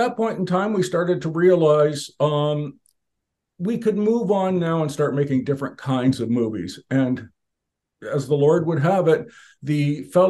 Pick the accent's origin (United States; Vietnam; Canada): Canada; I was born and raised, and I'm still a Canadian